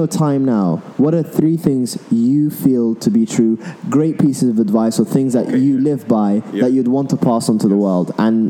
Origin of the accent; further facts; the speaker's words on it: Sudan; I am from Sudan